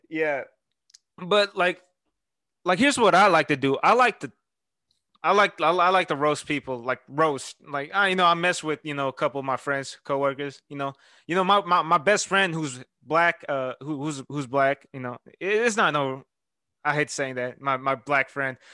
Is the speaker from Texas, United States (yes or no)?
yes; Houston, Texas, United States; I'm from Houston.